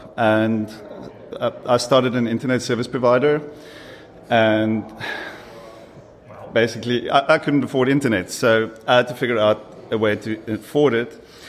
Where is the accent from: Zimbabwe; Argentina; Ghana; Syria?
Ghana; I'm from Ghana.